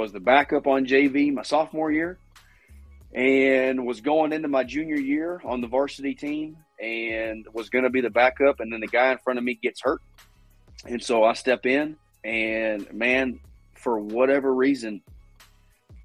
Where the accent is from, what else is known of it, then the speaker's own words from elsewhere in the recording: Jacksonville, Florida, United States; Growing up in Jacksonville, my grandparents had Gator season tickets